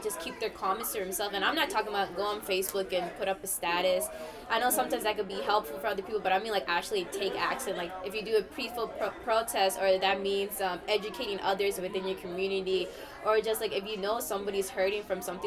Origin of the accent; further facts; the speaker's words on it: Dallas, Texas, United States; I was born and raised in Dallas, Texas